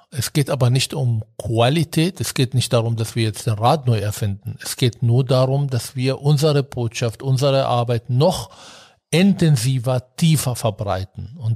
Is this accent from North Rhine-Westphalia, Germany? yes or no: no; Berlin, Germany; Wir haben hier angefangen, als Berliner übrigens in Bayern zu arbeiten.